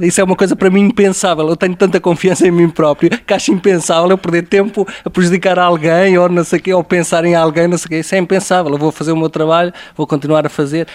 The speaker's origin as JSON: {"language": "Portuguese", "town": "Aveiro", "region": "Centro", "country": "Portugal", "tie": "born or raised there", "said": "Eu cresci em Aveiro e quer dizer, muitas das minhas recordações de infância são a jogar futebol na rua, à pancada"}